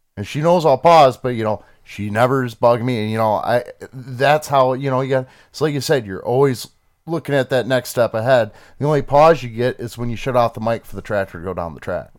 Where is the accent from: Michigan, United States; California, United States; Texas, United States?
Michigan, United States; we're from Michigan.